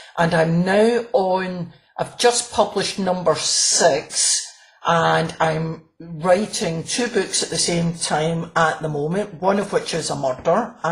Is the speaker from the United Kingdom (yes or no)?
yes; Glasgow, Scotland, United Kingdom; I'm from Glasgow